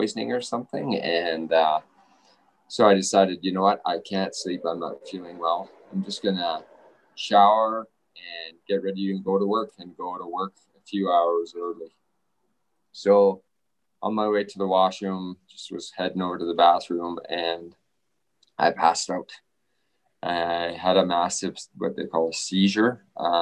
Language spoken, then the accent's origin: English; Southern Alberta, Canada; also born or lived in Kingston, Ontario / Spokane, Washington, United States; I live here in Lethbridge, and I grew up in Southern Alberta